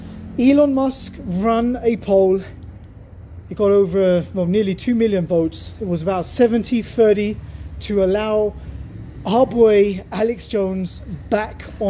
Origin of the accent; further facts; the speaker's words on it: Germany; my home country, Germany